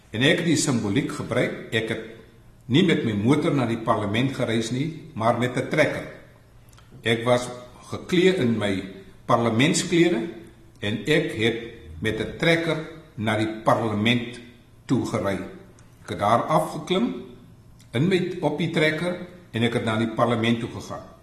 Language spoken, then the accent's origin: Afrikaans; West Coast, Western Cape, South Africa; Ek is van die Weskus, so ek verstaan die dialek.